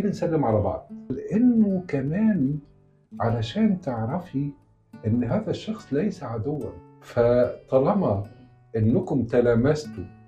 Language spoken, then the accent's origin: Arabic; Upper Egypt, Egypt; now in Cairo, Egypt; انا لحد ما جيت القاهره من الصعيد